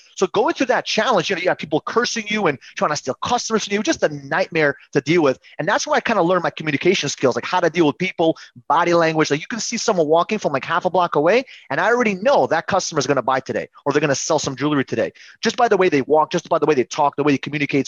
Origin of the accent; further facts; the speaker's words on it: New York City, New York, United States; also born or lived in Uzbekistan; my parents came to New York City, and we grew up in Queens.